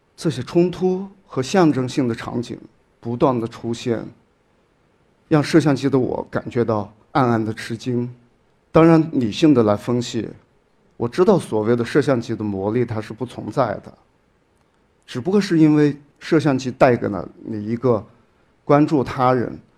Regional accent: Shaoyang, Hunan, China; moved away as an adult; 我的老家邵阳市，是，是属于同样的一个行政市。我在我的老家生活了将近有二十多年

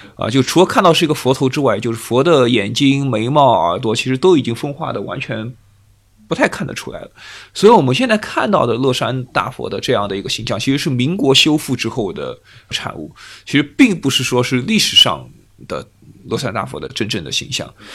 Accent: China; 当然我们作为中国人

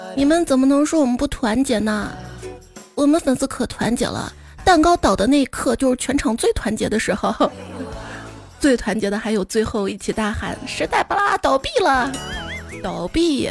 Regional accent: Xi'an, Shaanxi, China; 作为一个西安人啊

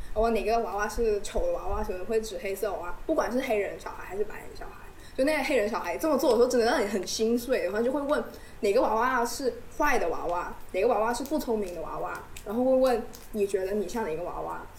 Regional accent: Hainan, China; moved away; 一个海南人

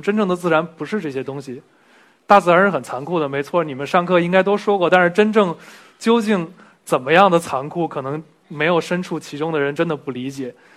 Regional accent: Beijing, China; 我小时候就混在这一片儿了。 我是幺零幺上学的，上了六年学的中学。 然后从小就在这一片混迹，今天回到这边还挺开心的

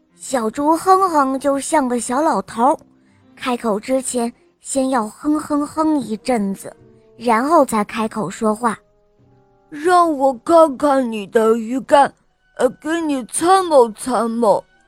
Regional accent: Shanghai, China; 我今年五岁了，我来自上海

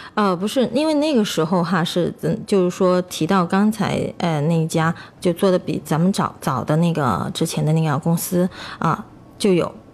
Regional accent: Chongqing, China; 咱们重庆这边不是阴天吗

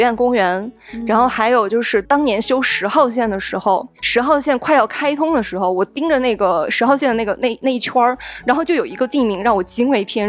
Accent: Zhengzhou, Henan, China; moved away as an adult; also born or lived in Beijing; 也不算是特别小的城市出身，我是郑州的。我从郑州来到北京上学的时候，

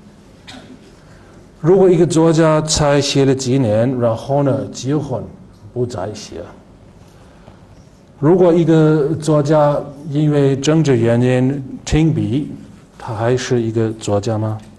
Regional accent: Germany; Chinese is a second language; 他的思想保守，但是呢，他会给我们德国人带来一些完全新的东西。

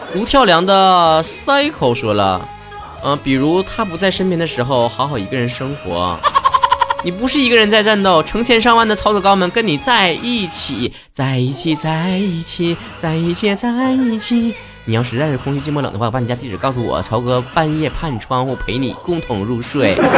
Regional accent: Northeast China, China; accent: Northeastern Mandarin (东北话); 我们平时每次吧，在外面跟别人说东北话的时候

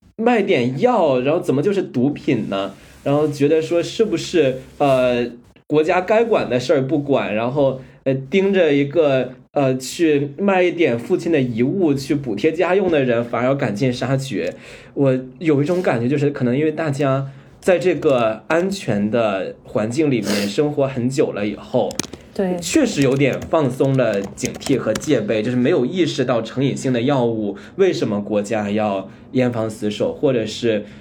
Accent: China; 作为在中国长大的

